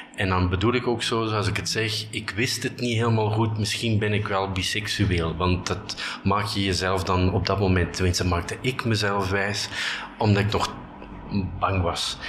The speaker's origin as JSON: {"language": "Dutch", "town": "Bruges", "region": "Flanders", "country": "Belgium", "also_born_or_lived": "Ghent / Brussels", "moved": "as an adult", "said": "Ik kom uit Brugge"}